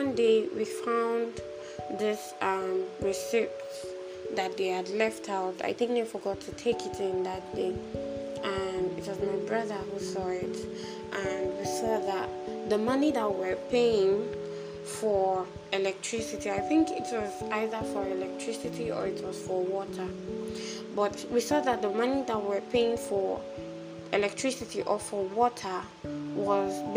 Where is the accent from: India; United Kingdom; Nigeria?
Nigeria; moved away as an adult; also born or lived in Accra, Ghana; I'm a Nigerian.